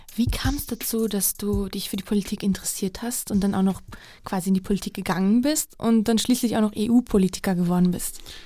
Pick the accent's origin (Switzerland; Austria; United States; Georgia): Georgia; in meinem Heimatland Georgien